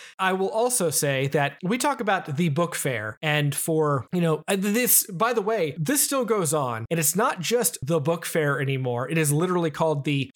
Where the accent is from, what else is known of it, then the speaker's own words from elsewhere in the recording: Rock Hill, South Carolina, United States; It's my hometown